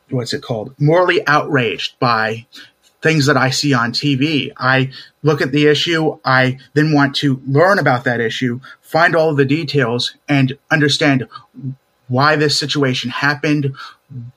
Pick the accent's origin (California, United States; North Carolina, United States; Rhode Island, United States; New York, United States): North Carolina, United States; Raleigh; born or raised there; also born or lived in Seattle, Washington